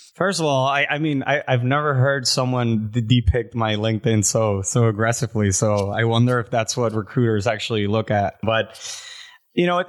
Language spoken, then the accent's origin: English; Puerto Rico; now in Miami, United States; I'm from Puerto Rico. I've been in the States for about sixteen years